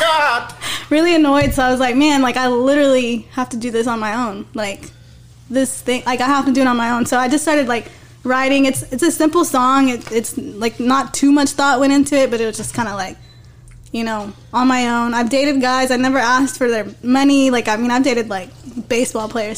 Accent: Odessa, Texas, United States; That's that's my hometown. That's West Texas.

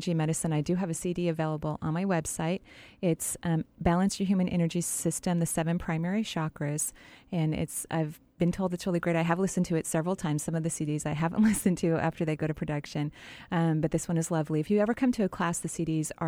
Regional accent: Bellevue, Washington, United States; I grew up in Bellevue. I went to Sammamish High School

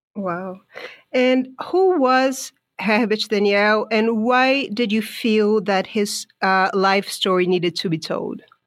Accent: Brazil; I was born and raised in Brazil

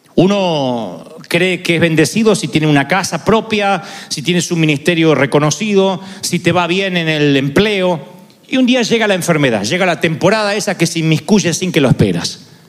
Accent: Argentina; yo soy argentino

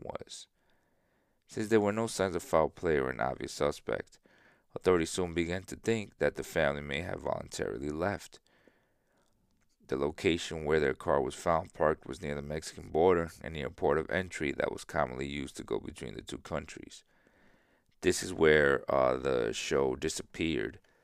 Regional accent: San Isidro, Dominican Republic; I was born in San Isidro. Not this San Isidro, but San Isidro in South, in, in Dominican Republic.

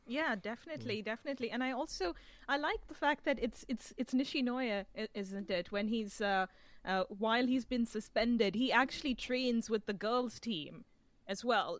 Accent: India; now in London, United Kingdom; since I was a kid growing up in India

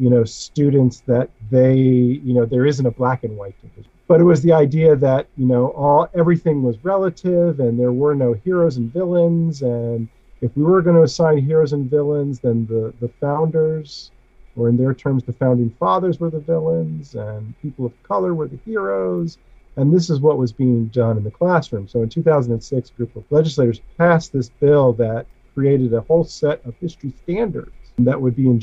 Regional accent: Florida, United States; also born or lived in New York; I was born in New York, but I came down to Florida with my family when I was 5

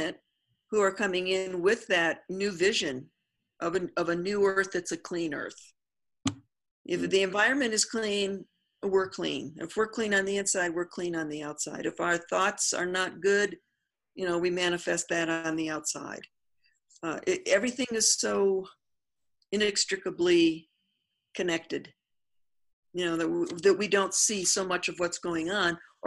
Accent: New Mexico, United States; I'm from New Mexico, so I want to use my indigenous plant, which is the Artemisia that is out here

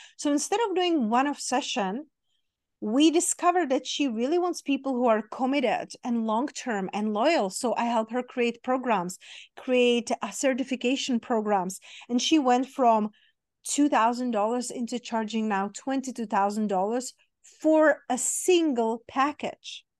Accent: Czechia; now in Las Vegas, United States; I grew up in Czech Republic, in very small town, very small country

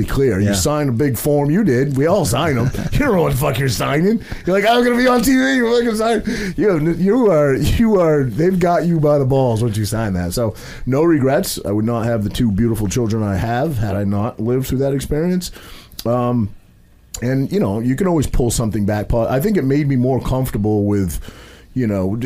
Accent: Maine, United States; I'm a kid from a very small town in Maine. I grew up, you know, there was 800 people in my hometown of Maine.

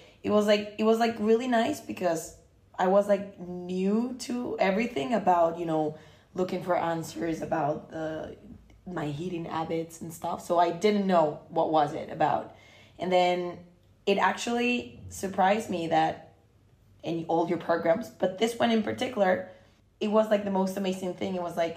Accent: Costa Rica; moved away; I'm originally from Costa Rica.

